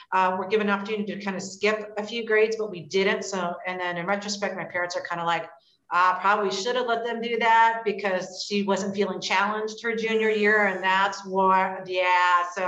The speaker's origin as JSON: {"language": "English", "region": "Hawaii", "country": "United States", "tie": "born or raised there", "moved": "as an adult", "lives_now": "Columbus, United States", "said": "So I grew up in Hawaii and then moved to Columbus, Ohio to attend the Ohio State University."}